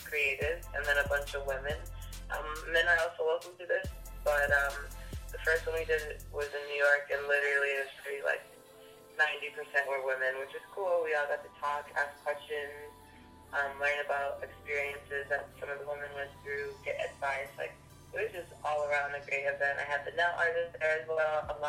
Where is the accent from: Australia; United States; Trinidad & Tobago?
Trinidad & Tobago; I'm Trinidadian